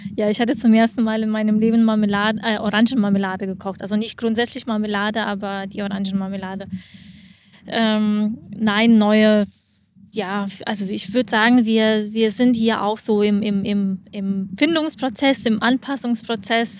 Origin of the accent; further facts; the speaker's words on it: Lithuania; also born or lived in Germany / Frankfurt; now in Cyprus; Ich komme aus Litauen, bin nach Deutschland umgezogen und dort. Ähm, 18 ähm, Jahre gelebt